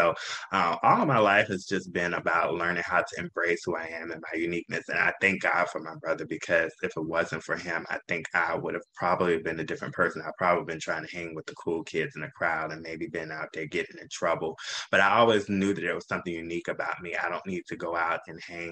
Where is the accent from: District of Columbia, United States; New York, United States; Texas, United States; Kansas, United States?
District of Columbia, United States; Washington; now in Atlanta, United States; I am an Atlanta native here, but I'm actually from Washington, D.C.